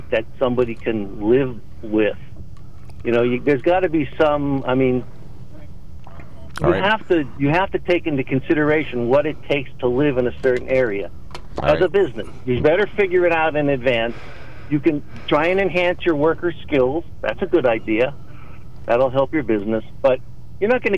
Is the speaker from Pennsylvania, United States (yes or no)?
yes; Hazleton, Pennsylvania, United States; I grew up in the Hazleton area